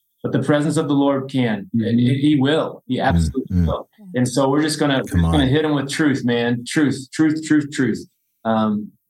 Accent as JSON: {"language": "English", "town": "Evansville", "region": "Indiana", "country": "United States", "tie": "born or raised there", "moved": "yes", "said": "my hometown, Evansville, Indiana"}